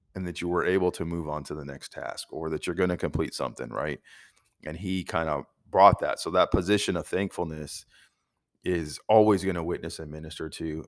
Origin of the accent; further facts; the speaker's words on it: United States; us as American Christians